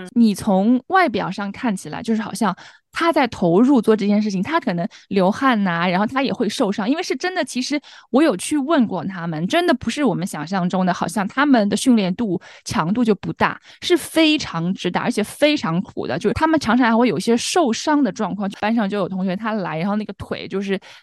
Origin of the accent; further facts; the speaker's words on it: China; now in United States; 我们中国人